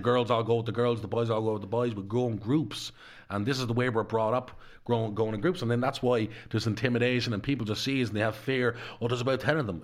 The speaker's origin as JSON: {"language": "English", "town": "Dublin", "region": "Leinster", "country": "Ireland", "tie": "born or raised there", "said": "I was brought up in Darndale"}